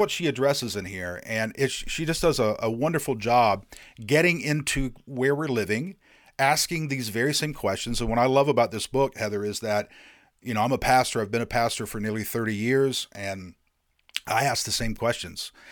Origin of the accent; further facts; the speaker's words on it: Indiana, United States; now in North Carolina, United States; I grew up in Indiana